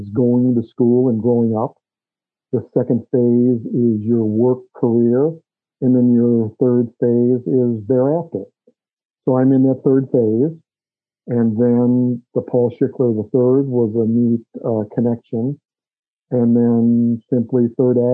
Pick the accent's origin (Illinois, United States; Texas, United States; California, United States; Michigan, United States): Illinois, United States; Chicago; moved away as an adult; also born or lived in Des Moines, Iowa; I grew up in the Chicago area, born and raised there and went to school there